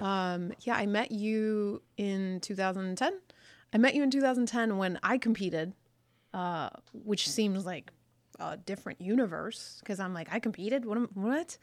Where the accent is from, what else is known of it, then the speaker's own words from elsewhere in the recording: United States; I'm super first generation American, like super first generation is in, in the sense that like I'm the first person that was born